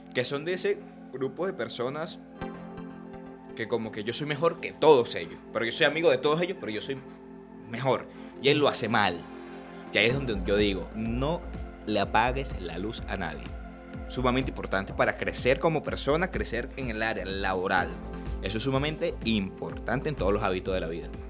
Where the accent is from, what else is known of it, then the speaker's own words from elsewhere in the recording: Puerto Cabello, Carabobo, Venezuela; aquí somos porteños y aquí somos venezolanos